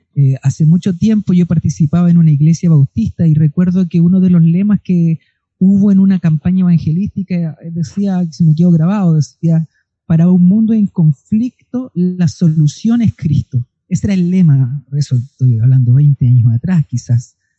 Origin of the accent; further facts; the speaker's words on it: Chile; como chilenos